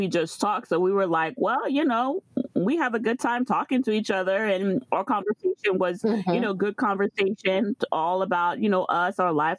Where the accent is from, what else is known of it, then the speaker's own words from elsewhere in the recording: Florida, United States; So I am from Florida. So most of the times you could say, like, you know, if you know the Haitian culture, like the East Coast, but mostly there's a lot of presence in New York. Miami has a little Haiti. I'm from Florida.